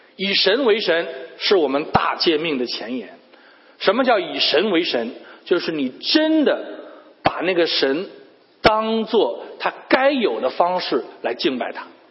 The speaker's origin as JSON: {"language": "Chinese", "region": "Beijing", "country": "China", "moved": "as an adult", "lives_now": "United States", "said": "我们都是从北京来的"}